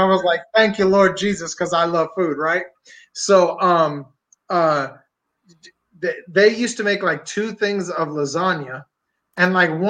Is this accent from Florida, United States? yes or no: no; Pennsylvania, United States; I'm from Pennsylvania